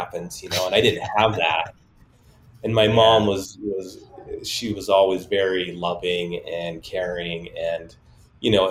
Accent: Salt Lake City, Utah, United States; I grew up in Glendale area, which is right next to Rose Park. And this is all part of Salt Lake City

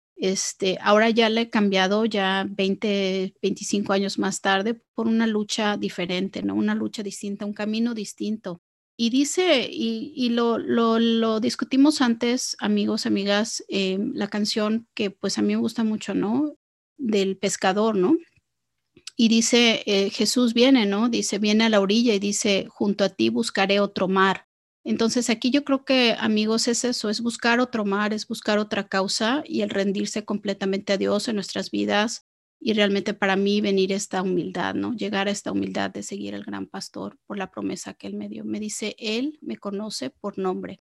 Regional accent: Mexico; yo eh, crecí en México

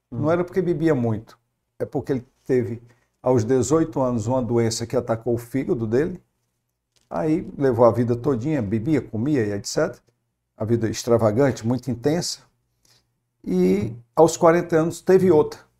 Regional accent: Fortaleza, Ceará, Brazil; Natural daqui mesmo. Eu sou natural de Fortaleza.

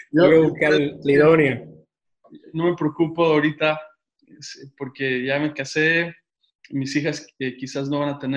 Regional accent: Mexico City, Mexico; No, soy, soy de la Ciudad de México.

